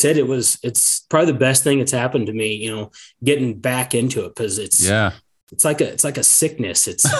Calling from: Sidney, Nebraska, United States; So I am in Sydney, Nebraska.

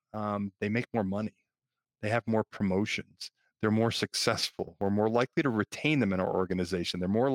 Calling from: Baltimore, Maryland, United States; I am in Baltimore, Maryland, and we're in our afternoon.

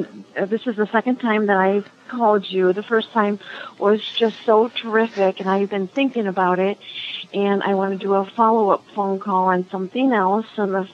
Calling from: Swartz Creek, Michigan, United States; I am in mid-Michigan, Swartz Creek, Michigan.

